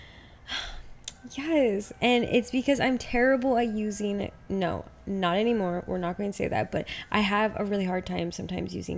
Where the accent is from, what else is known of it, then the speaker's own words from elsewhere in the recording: Utah, United States; also born or lived in Portugal; now in Dallas, United States; growing up in Utah